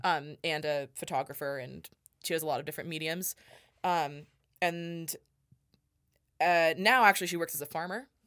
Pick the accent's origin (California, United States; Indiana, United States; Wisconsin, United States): California, United States; La Cañada Flintridge; moved away as an adult; now in Reno, United States; I am originally from Los Angeles, California, um, a suburb of Los Angeles called La Cañada Flint Ridge